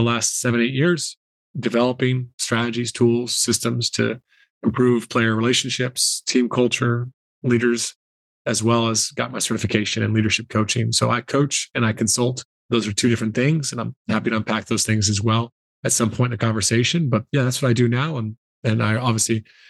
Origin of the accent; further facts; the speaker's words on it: South Carolina, United States; moved away as an adult; also born or lived in Ireland; I grew up in South Carolina and basketball was my sport, my passion.